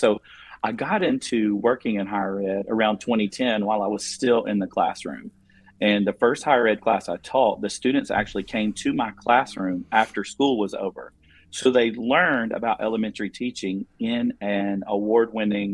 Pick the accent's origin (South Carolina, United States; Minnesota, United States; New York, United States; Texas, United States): South Carolina, United States; accent: southern twang; I'm an educator from South Carolina. I'm sure you can hear the southern twang in my voice